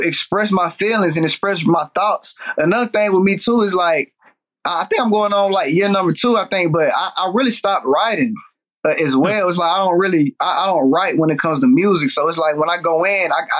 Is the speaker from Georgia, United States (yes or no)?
yes; Atlanta, Georgia, United States; growing up in Atlanta